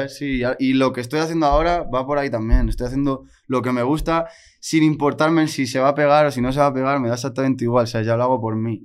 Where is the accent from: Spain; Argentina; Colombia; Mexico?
Spain; Mallorca, Balearic Islands; Si eras de una isla, como soy yo, de Mallorca